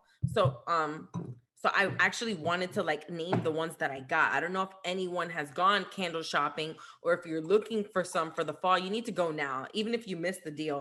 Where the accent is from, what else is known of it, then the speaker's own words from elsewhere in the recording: New Jersey, United States; now in Florida, United States; I'm from New Jersey